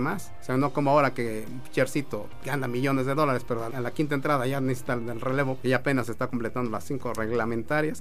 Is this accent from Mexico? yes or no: yes; Mexico; uno como mexicano